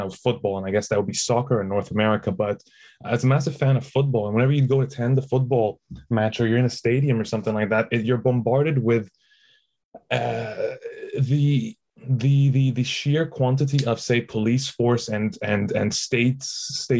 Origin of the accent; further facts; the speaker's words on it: Egypt; moved away as an adult; also born or lived in Toronto, Canada; I grew up in Egypt